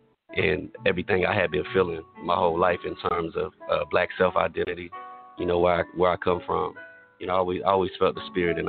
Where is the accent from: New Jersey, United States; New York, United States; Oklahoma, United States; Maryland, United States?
Oklahoma, United States; Tatums; being from a historically black town, I'm from Tatums, Oklahoma.